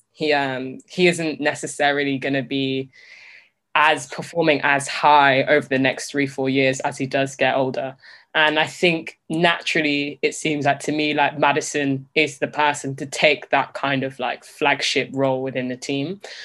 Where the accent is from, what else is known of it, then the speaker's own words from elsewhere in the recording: Leicester, East Midlands, United Kingdom; growing up in Leicester